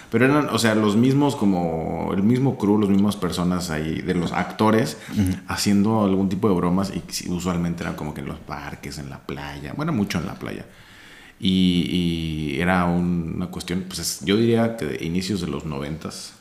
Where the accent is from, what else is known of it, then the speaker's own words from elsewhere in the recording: Empalme, Sonora, Mexico; mi familia y yo somos de Sonora y en Sonora y en el pueblo donde yo nací está muy culero